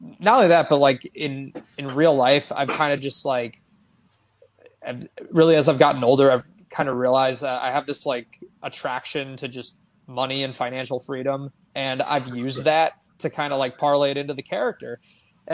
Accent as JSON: {"language": "English", "region": "Connecticut", "country": "United States", "tie": "born or raised there", "said": "my hometown in Connecticut"}